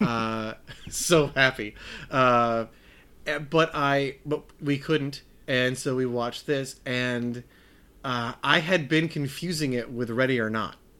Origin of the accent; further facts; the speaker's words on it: Wisconsin, United States; I'm from Wisconsin